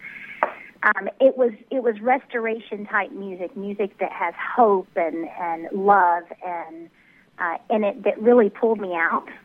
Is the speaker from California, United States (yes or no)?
no; Tennessee, United States; also born or lived in Dallas area, Texas; now in Dallas, United States; we're from the Dallas area, but I grew up in Tennessee, so it's kind of a mixture